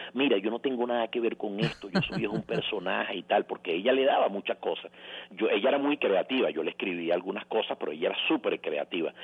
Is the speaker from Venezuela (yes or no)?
yes; Venezuela; nosotros como cultura, no, como venezolanos, somos de hábito de televisión